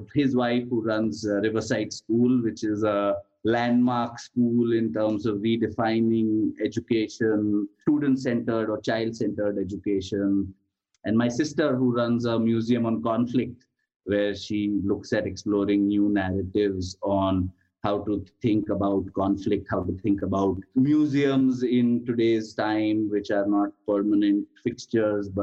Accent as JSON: {"language": "English", "town": "Ahmedabad", "region": "Gujarat", "country": "India", "tie": "born or raised there", "said": "So I grew up in Ahmedabad in the 1980s"}